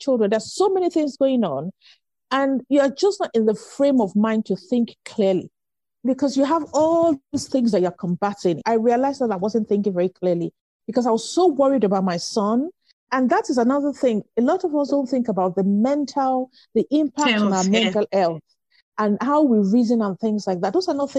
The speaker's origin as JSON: {"language": "English", "country": "Nigeria", "tie": "born or raised there", "moved": "as an adult", "said": "I grew up in Nigeria"}